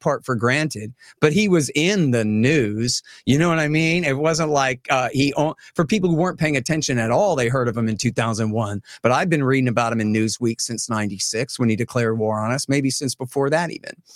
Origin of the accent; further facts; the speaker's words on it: Austin, Texas, United States; I'm from Austin, Texas